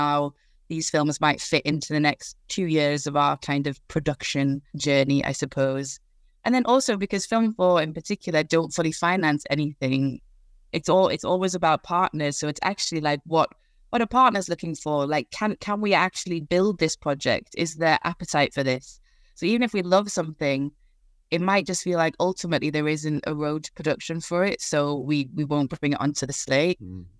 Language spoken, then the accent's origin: English; Newcastle, North East England, United Kingdom; I'm from Newcastle, hence the sort of twang of an accent.